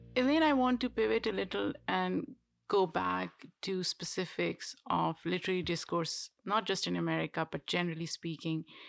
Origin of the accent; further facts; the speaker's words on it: Pakistan; moved away as an adult; now in United States; we grew up in a relatively privileged household in Pakistan